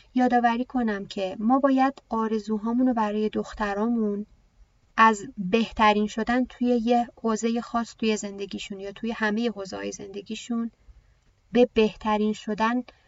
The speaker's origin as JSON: {"language": "Persian", "country": "Iran", "tie": "born or raised there", "said": "منم توی همین کشور به دنیا اومدم"}